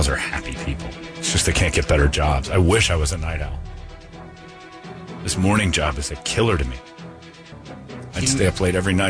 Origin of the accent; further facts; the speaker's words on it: Indiana, United States; moved away; My home state of Indiana.